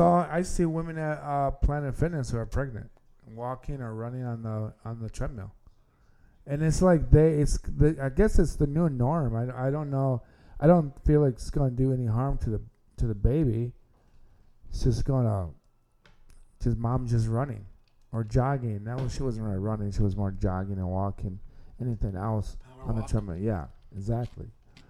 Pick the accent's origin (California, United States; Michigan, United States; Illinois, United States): Michigan, United States; Hudsonville; So I think soccer, I know in Grand Rapids, especially where I grew up in Hudsonville, with a school I went to, we won a couple of state championships.